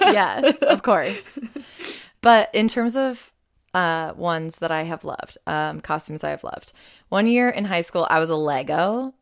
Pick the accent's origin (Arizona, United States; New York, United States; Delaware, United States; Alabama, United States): New York, United States; Buffalo; growing up in Buffalo has meant that it's been snowy and very cold for several Halloweens